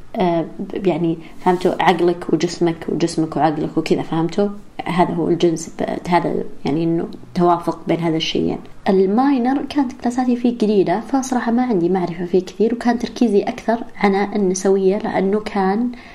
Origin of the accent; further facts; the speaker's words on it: Saudi Arabia; now in Riyadh, Saudi Arabia; الإنجليزي اللي درسته، درسته بالسعودية. ب-, يعني بالمدارس كان مرة سيء